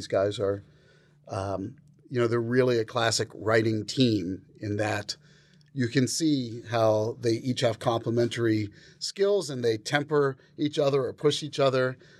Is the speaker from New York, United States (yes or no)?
yes; New York, United States; We all had mutual friends and we're all from New York